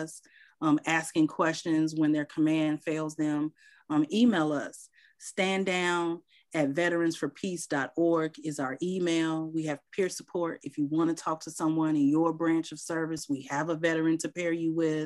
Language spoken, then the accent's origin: English; Chicago, Illinois, United States; moved away as an adult; I'm from Chicago, but I came back home